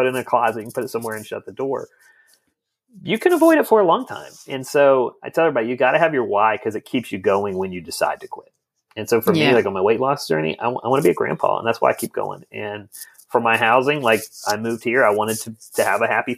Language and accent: English; United States